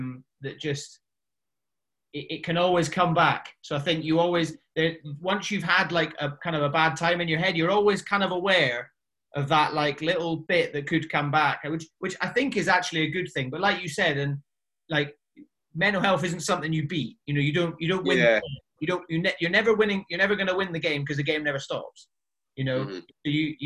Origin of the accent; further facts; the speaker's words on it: the Highlands, Scotland, United Kingdom; moved away as an adult; I grew up in the Highlands